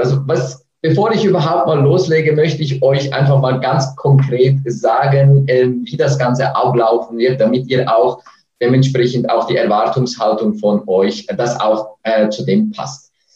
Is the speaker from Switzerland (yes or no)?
yes; Switzerland; accent: Swiss; mit meinem Schweizer Akzent